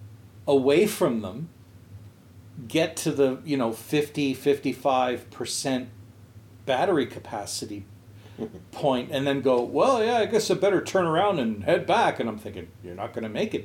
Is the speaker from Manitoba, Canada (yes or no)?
no; outside of Montreal, Quebec, Canada; my hometown, outside of Montreal